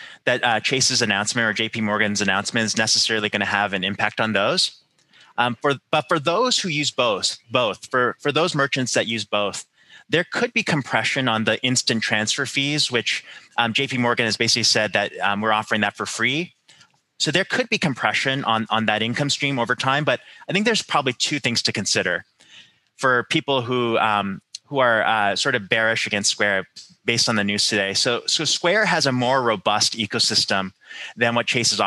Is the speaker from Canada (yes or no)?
yes; Canada; I'm Canadian, so I grew up with this